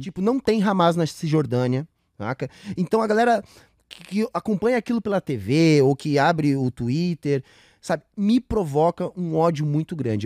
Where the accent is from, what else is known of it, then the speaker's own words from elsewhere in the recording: Rio Grande do Sul, Brazil; do gaúcho, de onde eu venho